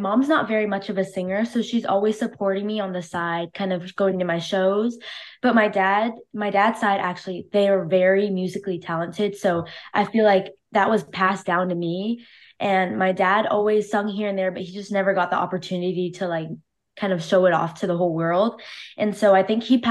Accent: Cypress, California, United States; I'm 17 years old and I'm from Cypress, California.

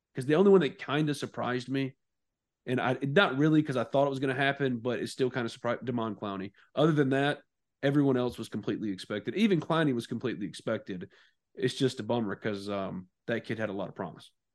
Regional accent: New Albany, Mississippi, United States; my hometown right now, New Albany.

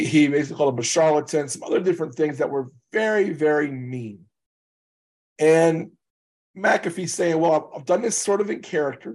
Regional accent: Louisiana, United States; I'm from Louisiana

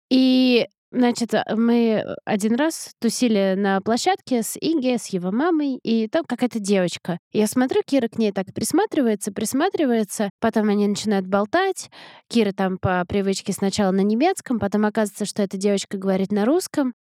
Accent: Moscow, Russia; moved away as an adult; now in United States; моим домом, в том смысле, в каком была Москва

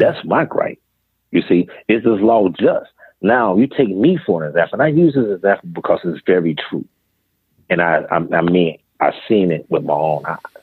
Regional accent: Greenville, South Carolina, United States; I was born in Greenville, South Carolina, and I grew up on the west end of Greenville

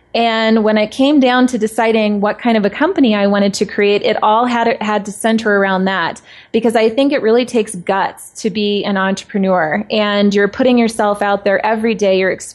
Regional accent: Tucson, Arizona, United States; now in Denver, United States; I'm originally from Tucson, Arizona, and now living in Denver.

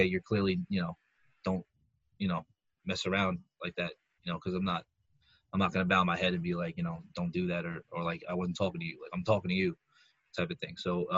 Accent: Northeast, United States; we're from the Northeast

